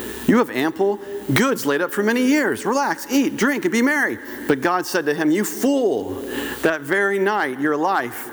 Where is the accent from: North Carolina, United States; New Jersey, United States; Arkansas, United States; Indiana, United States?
North Carolina, United States; Goldsboro; moved away; I grew up in Goldsboro, North Carolina